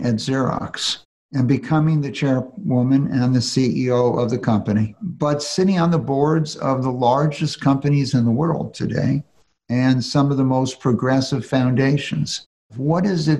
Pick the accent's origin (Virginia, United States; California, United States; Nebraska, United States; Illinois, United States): California, United States; Los Angeles; I went to a public high school, 4,000 kids. In Los Angeles, where I grew up, we really didn't have private schools.